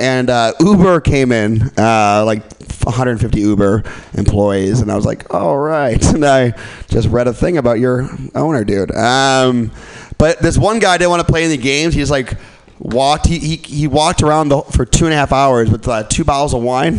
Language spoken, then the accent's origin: English; Milwaukee, Wisconsin, United States; And I grew up in Milwaukee.